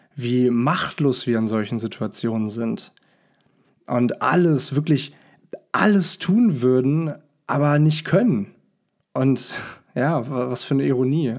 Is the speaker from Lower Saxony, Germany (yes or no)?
yes; Hanover, Lower Saxony, Germany; moved away; Ich sitze hier gerade in Hannover, meiner Heimatstadt